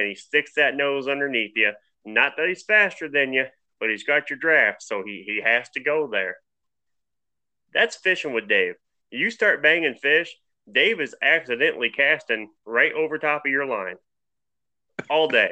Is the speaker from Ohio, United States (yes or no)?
yes; Sylvania, Ohio, United States; also born or lived in Oregon, Ohio; I was born and raised in Sylvania, Ohio